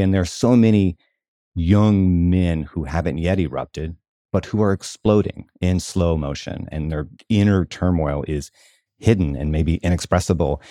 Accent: the South, United States; where I grew up in the South

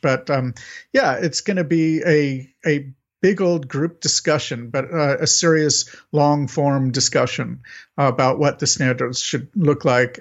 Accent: United States; I'm an American

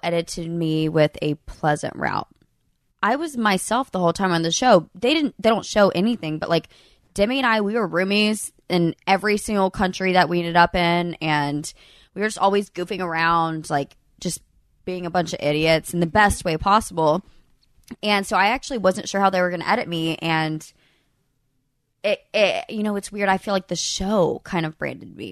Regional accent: Birmingham, Alabama, United States; I'm from Birmingham

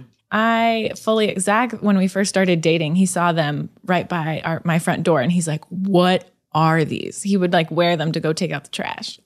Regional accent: California, United States; I grew up in California

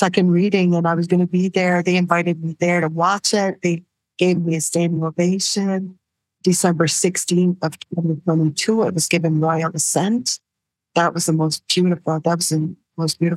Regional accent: New Brunswick, Canada; I was from New Brunswick

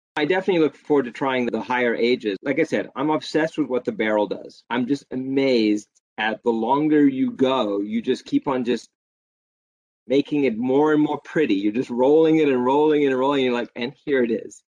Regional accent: South Africa; growing up in South Africa

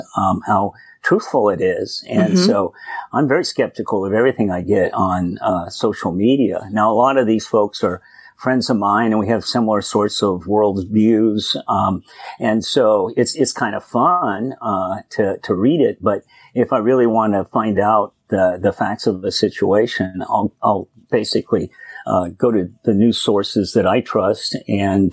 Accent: Sierra Nevada, California, United States; I grew up in Trump country, grew up in the Sierra Nevadas in a small logging town.

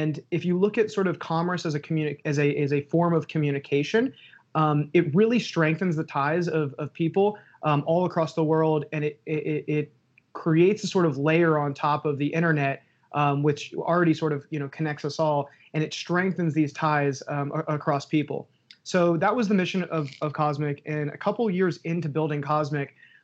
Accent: North Carolina, United States; also born or lived in Minneapolis; now in New York, United States; born and raised in North Carolina

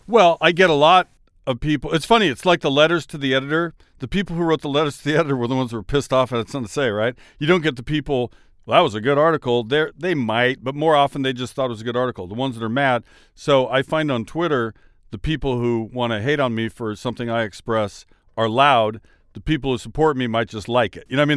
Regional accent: Washington, United States; I'm from Washington State

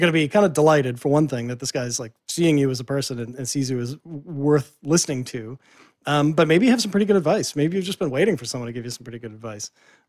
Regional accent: Boston, Massachusetts, United States; because I'm from Boston and I used to work in the media scene in Boston.

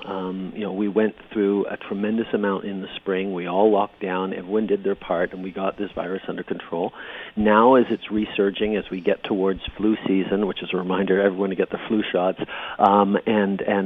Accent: Canada; as a Canadian

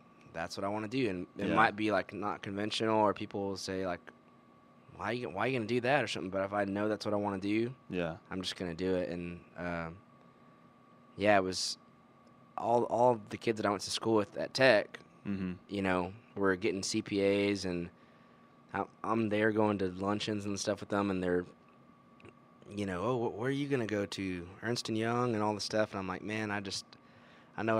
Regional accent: Midland, Texas, United States; also born or lived in Lubbock, Texas; I was born and raised in Midland, Texas, but I went to school in Lubbock

